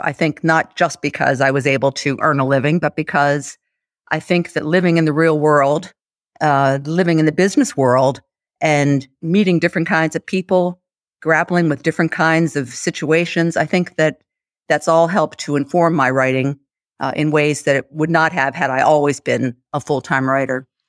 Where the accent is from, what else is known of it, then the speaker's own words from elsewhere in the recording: United States; I'm an American, I say Bonmot